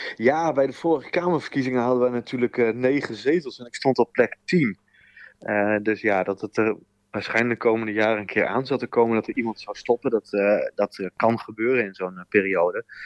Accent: Groningen countryside, Netherlands; accent: Groningse tongval; ik ben een geboren Groninger. Ik kom ook uit het, van het platteland van Groningen.

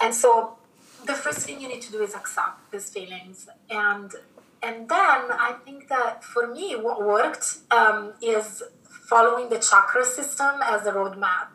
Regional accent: Milan, Lombardy, Italy; moved away as an adult; also born or lived in London; I was born in Italy, in Milan, and I stayed there until after university.

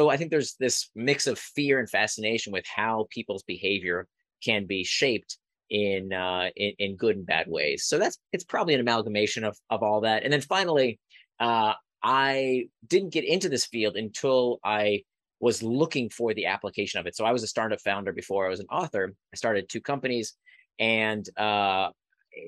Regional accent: Israel; I was born in Israel. My grandparents were Holocaust survivors.

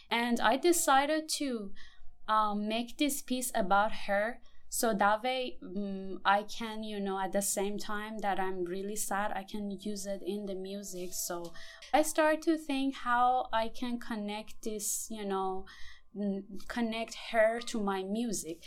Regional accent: Iran; now in Houston, United States; I'm coming from Iran

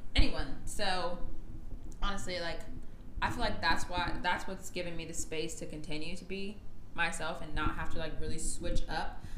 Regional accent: Gwinnett County, Georgia, United States; where we're from and how we were raised

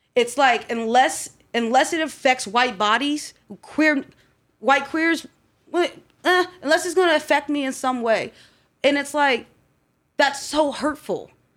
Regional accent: Columbus, Ohio, United States; also born or lived in Baltimore, Maryland / Groveport, Ohio; I was born in Baltimore, Maryland, and we came here to Columbus when I was about six or seven

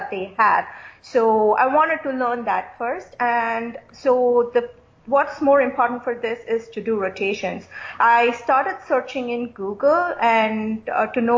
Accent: India; moved away as an adult; also born or lived in Caribbean; now in United States; I'm basically from India, and I went to the Caribbean to finish up my medical studies.

